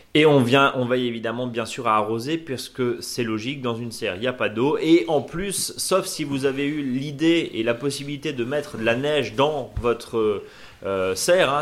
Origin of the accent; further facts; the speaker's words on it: Alsace, Grand Est, France; chez nous en Alsace